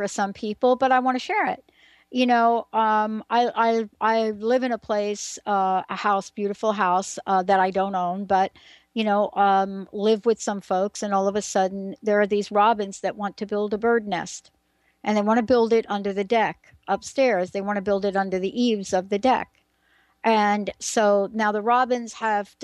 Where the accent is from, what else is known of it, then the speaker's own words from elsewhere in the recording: New York City, New York, United States; growing up in the Bronx